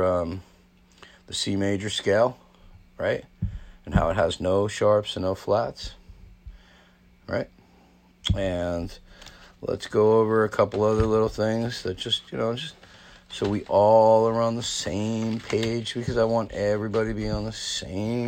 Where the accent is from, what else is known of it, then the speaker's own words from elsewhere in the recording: New Jersey, United States; I'm from New Jersey